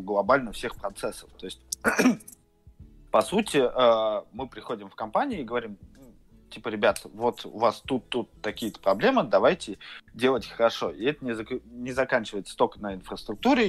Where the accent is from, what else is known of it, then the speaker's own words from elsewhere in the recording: Saint Petersburg, Russia; я из Питера